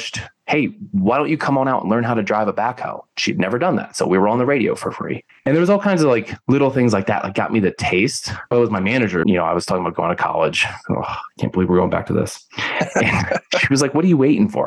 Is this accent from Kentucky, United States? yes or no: no; Philadelphia, Pennsylvania, United States; moved away; I'm originally from the Philly area